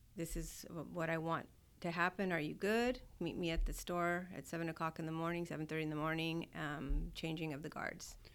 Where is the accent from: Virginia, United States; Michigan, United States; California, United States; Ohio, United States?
California, United States; Southern; moved away as an adult; also born or lived in Fort Polk, Louisiana; I'm from Southern California